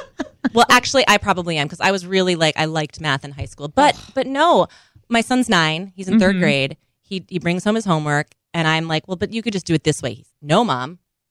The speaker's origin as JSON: {"language": "English", "region": "Minnesota", "country": "United States", "tie": "born or raised there", "moved": "yes", "lives_now": "New York, United States", "said": "I grew up in Minnesota"}